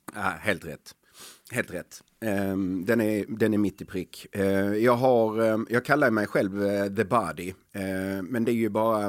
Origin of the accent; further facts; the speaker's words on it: Helsingborg, Skåne, Sweden; jag är uppväxt på Dalhem i Helsingborg, ett tufft område.